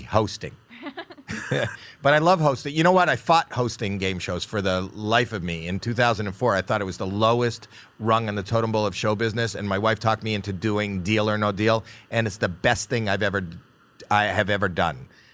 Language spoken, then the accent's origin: English; Toronto, Ontario, Canada; moved away; that's my hometown